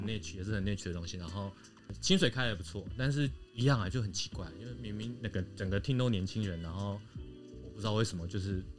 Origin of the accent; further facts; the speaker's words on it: Taiwan; 土生土长台湾人